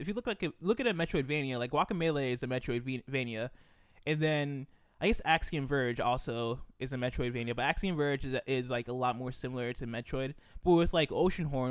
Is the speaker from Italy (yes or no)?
no; United States; also born or lived in Nigeria; I was born and I, I've grown up in America. I lived in Nigeria for a couple years, uh, but I've lived for the most part, uh, in America